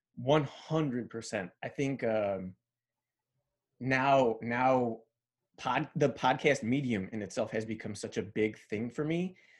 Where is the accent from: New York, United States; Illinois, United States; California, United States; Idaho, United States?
Illinois, United States; Chicago; first language Spanish; English is a second language; I went from, like, growing up in Pilsen to, like, growing up in, uh, Bridgeport